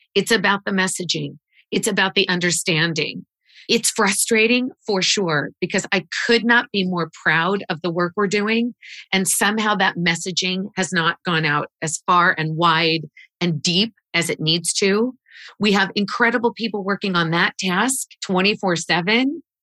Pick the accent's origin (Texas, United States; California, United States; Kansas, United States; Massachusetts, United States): Kansas, United States; Wichita; moved away; I grew up in Wichita, Kansas